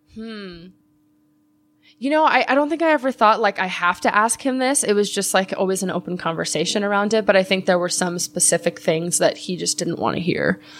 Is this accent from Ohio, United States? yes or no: no; Los Angeles, California, United States; I grew up in Chatsworth